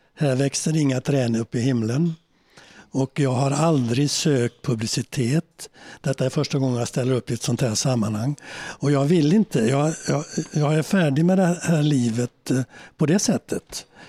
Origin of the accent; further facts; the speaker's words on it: Sweden; moved away as an adult; also born or lived in New York; som svenskar